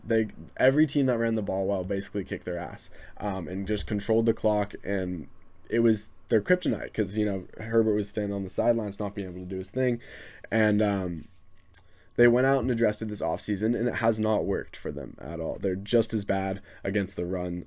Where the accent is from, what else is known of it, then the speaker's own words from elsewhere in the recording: Southern California, United States; I'm from Southern California.